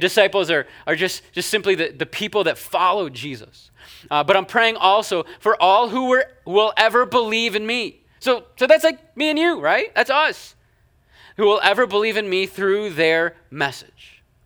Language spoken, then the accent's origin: English; Canada; moved away; I'm Canadian